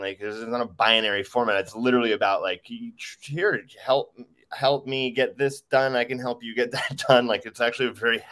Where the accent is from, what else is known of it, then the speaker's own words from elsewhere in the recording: Los Angeles, California, United States; I was born in Los Angeles at Cedars-Sinai Hospital